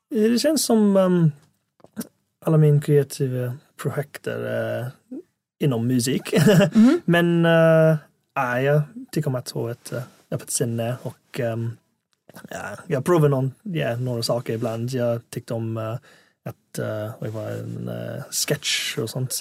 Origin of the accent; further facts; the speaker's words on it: England, United Kingdom; Swedish is a second language; also born or lived in Hong Kong; now in Sweden; flyttade jag till England när jag var sju